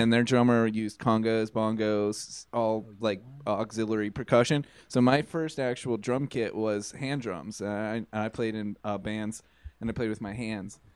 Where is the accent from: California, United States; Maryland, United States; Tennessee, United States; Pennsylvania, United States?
Pennsylvania, United States; Carnegie; I grew up South Pittsburgh in the South Hills, uh, Carnegie